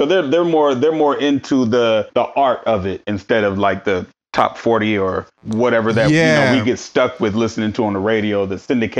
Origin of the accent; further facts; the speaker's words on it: Portland, Oregon, United States; also born or lived in California; I was born in California, but I've been in Portland my whole life.